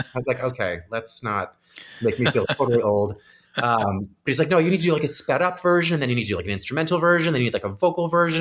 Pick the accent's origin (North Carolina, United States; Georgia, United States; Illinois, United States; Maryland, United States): Illinois, United States; Crystal Lake; I'm from Crystal Lake, Illinois